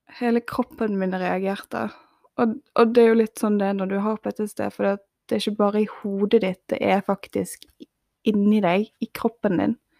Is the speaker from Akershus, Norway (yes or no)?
no; Bergen, Vestland, Norway; moved away as an adult; jeg måtte flytte seks timer vekk fra Bergen, der jeg er ifra